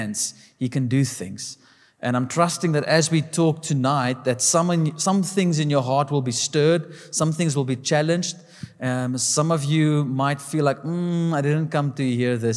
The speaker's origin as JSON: {"language": "English", "country": "South Africa", "said": "us specifically as a South African people"}